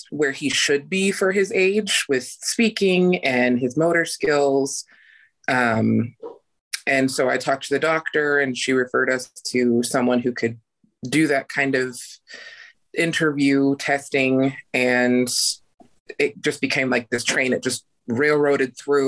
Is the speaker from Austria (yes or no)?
no; Idaho, United States; I was born and raised in Idaho and I'm still here.